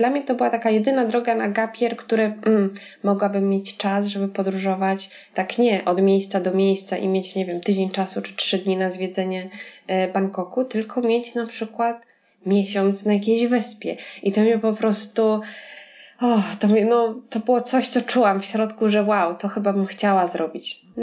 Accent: Warsaw, Masovian Voivodeship, Poland; No nie wiem, nie pochodzę z Brodnicy, tak? Nie, nie, z Warszawy, więc to przejście przez studia, przez jakąś tam drogę zawodową, to wszystko wymagało czasu

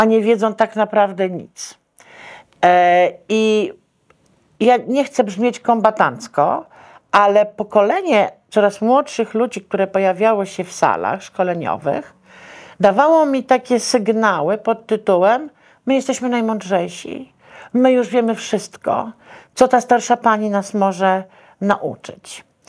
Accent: Warsaw, Masovian Voivodeship, Poland; ja wychowałam się w Teatrze Wielkim Operowym, dzisiejszej Operze Narodowej.

